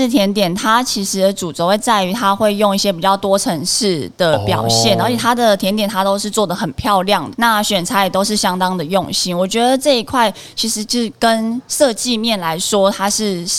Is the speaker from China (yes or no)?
no; Miaoli County, Taiwan; moved away; 回来自己的家乡以后，所以才会在去年的时候就推出以苗栗十八乡镇为主题。